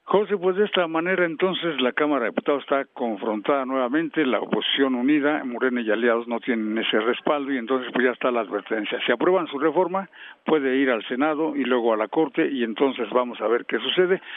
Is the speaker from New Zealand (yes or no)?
no; near Tlalpujahua, Michoacán, Mexico; moved away; Yo, yo vivía en una ranchería, sabes por dónde soy yo, de Tlalpujagua, cerca de ahí a 20 kilómetros, una ranchería en donde tenía un radio de pilas